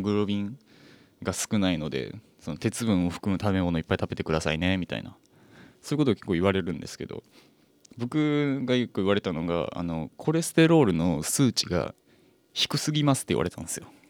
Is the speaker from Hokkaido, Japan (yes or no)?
no; Fukuoka, Japan; 僕福岡出身